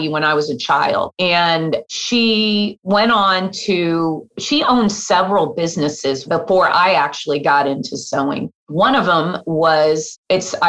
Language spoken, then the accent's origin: English; Des Moines, Iowa, United States; moved away; also born or lived in Kansas; my hometown of Des Moines, Iowa